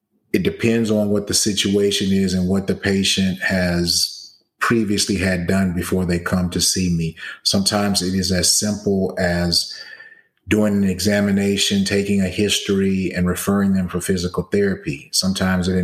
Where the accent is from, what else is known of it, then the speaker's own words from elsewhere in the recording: Baton Rouge, Louisiana, United States; moved away as an adult; also born or lived in Atlanta, Georgia / Nashville, Tennessee / New Orleans, Louisiana / Philadelphia, Pennsylvania; now in Dallas-Fort Worth, United States; Originally, I'm from Baton Rouge, Louisiana